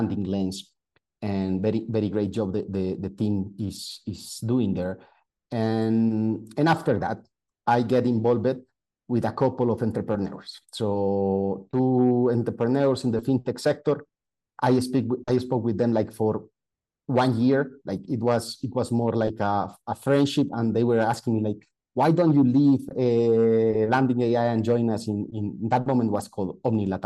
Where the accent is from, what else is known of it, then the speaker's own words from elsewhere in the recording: Colombia; moved away as an adult; also born or lived in Italy / Netherlands / Belgium; Then I moved to my hometown, to work for an oil and gas company. So we were creating the full digital transformation of that oil and gas company, which is the largest one in Colombia.